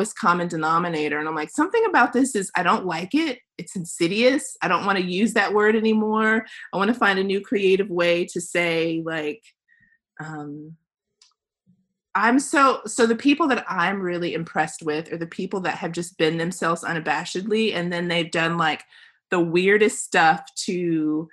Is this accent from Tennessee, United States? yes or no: yes; Tennessee, United States; I grew up here. I'm back in my hometown